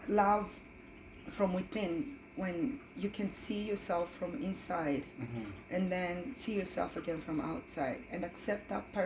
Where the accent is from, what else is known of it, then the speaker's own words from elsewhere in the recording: Kenya; moved away as an adult; also born or lived in Germany; now in Canada; I was born and raised in Kenya.